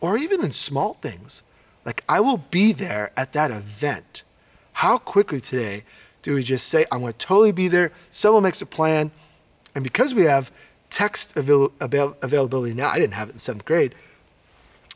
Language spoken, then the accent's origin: English; New York, United States; When I was in the seventh grade, I grew up in New York, and I grew up in a very mixed environment